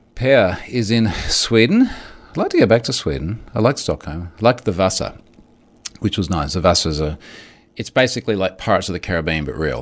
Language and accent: English; Gold Coast, Queensland, Australia; it is literally here in my hometown